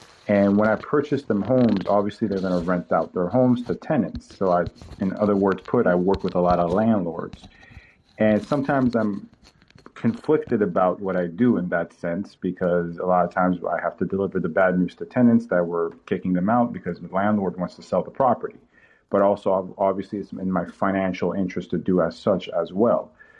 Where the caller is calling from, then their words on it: Toronto, Ontario, Canada; I'm calling from Toronto, and I consider myself, personally speaking, a Canadian liberal